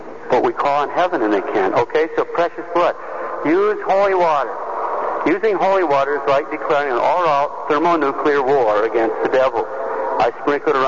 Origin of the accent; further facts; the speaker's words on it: Montana, United States; I'm from Montana